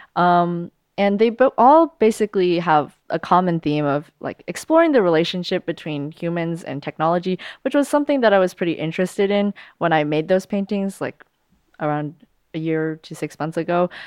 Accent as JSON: {"language": "English", "country": "United States", "tie": "born or raised there", "said": "I was born here, so I'm of American nationality"}